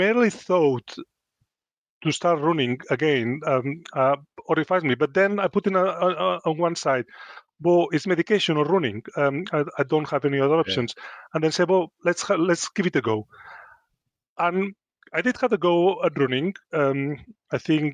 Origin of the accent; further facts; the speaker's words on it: Spain; English is a second language; moved away as an adult; also born or lived in Luton; now in Chesterfield, United Kingdom; I come from Spain, it's quite a macho culture. If you ask any boy, it's changing a bit, but when I was growing up, everybody wants to be a footballer or a matador.